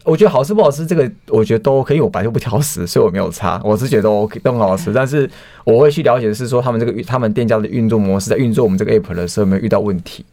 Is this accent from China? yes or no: no; Hualien, Hualien County, Taiwan; moved away; 因为我是花莲人